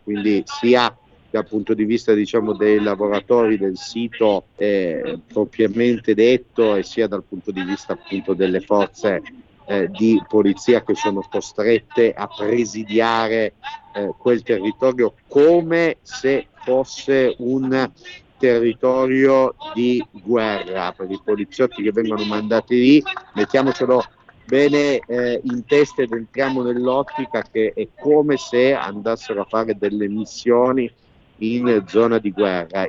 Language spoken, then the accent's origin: Italian; Piedmont, Italy; da piemontese